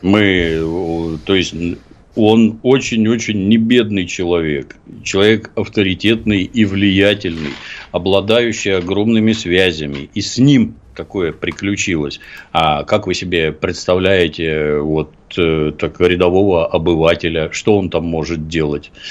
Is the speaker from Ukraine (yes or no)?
yes; Ukraine; moved away; also born or lived in Leningrad; я долго считал, что я украинец, раз я там родился